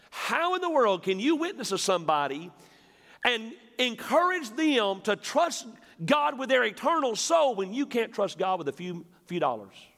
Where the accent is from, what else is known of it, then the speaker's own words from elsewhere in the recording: West Tennessee, United States; I'm from West Tennessee